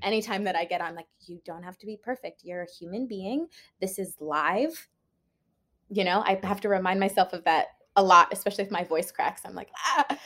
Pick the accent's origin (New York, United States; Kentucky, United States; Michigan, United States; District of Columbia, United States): District of Columbia, United States; Washington; also born or lived in Maryland; I grew up in Washington, D C